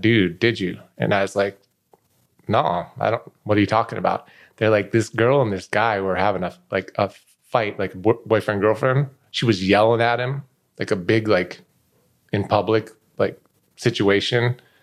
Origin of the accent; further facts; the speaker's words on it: Denver, Colorado, United States; moved away as an adult; also born or lived in Minnesota / Las Vegas; I was a kid, I grew up in Denver